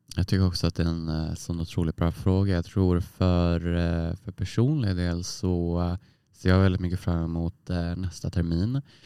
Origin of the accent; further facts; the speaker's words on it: Västerås, Västmanland, Sweden; moved away as an adult; now in Umeå, Sweden; Jag är ju från Västerås, eh, en timme från Stockholm. Och eh, jag kände att jag behövde komma långt bort från min hemstad som jag liksom vuxit upp i och bott i 20 år